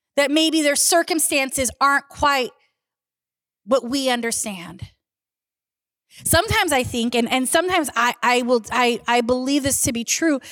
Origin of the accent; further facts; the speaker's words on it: Southern California, United States; moved away; I grew up in Southern California